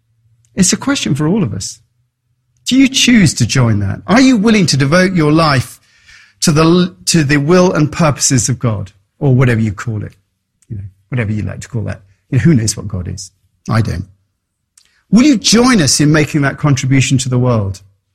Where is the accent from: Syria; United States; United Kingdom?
United Kingdom; England; moved away; And that's why I came from England to be in that environment.